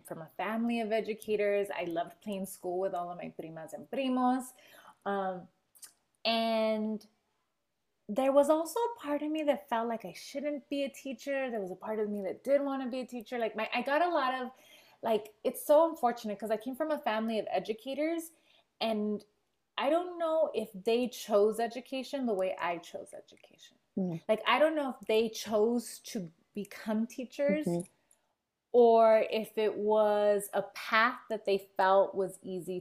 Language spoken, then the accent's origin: English; Los Angeles, California, United States; I grew up in Echo Park in Los Angeles